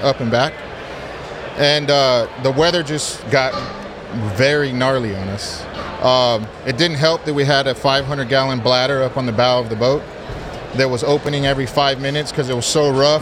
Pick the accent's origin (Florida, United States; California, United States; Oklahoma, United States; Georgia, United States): California, United States; Pasadena; also born or lived in Rialto, California; I grew up in Pasadena